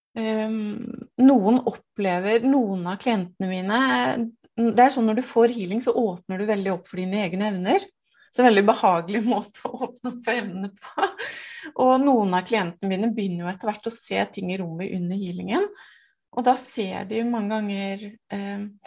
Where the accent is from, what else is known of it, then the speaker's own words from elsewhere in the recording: Nittedal, Akershus, Norway; jeg er fra Nittedal. Eh, to mil utenfor Oslo.